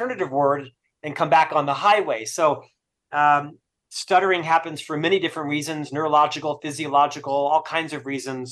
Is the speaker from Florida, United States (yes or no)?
yes; Orlando, Florida, United States; moved away as an adult; also born or lived in Provo, Utah; now in Salt Lake City, United States; Originally, I'm from Florida. I spent the first half of my life in Orlando, Florida